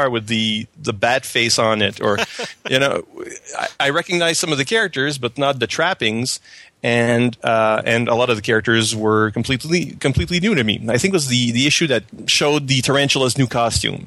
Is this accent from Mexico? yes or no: no; Canada; accent: French Canadian; English is a second language; as you can tell by my strange accent, I'm a French Canadian